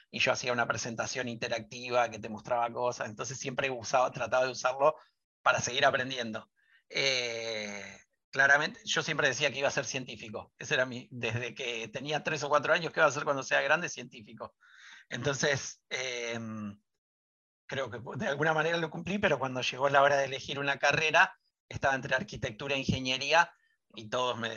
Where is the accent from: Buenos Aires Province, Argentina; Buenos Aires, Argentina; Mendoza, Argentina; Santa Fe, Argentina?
Santa Fe, Argentina; Rosario; Rosario, y ahí hice toda mi secundaria y soy como, o sea, mi, elección o, siempre que digo de dónde soy, soy de Rosario